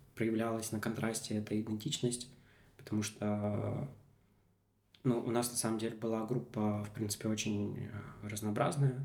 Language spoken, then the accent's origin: Russian; Komi Republic, Russia; first language Russian; я родился в Республике Коми, да, и там а, прожил большую часть жизни